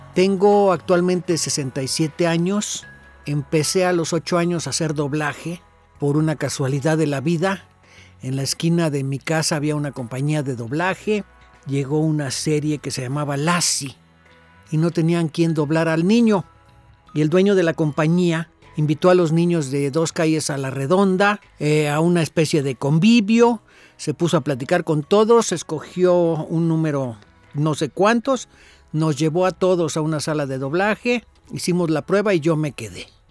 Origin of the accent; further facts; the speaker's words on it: Mexico; nosotros, los mexicanos